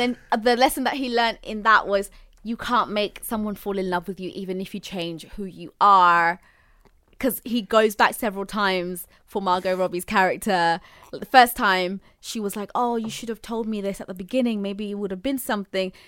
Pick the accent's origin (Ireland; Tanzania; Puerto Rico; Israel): Tanzania; Zanzibar; I'm from Zanzibar, like, I know my language, I know my people in a way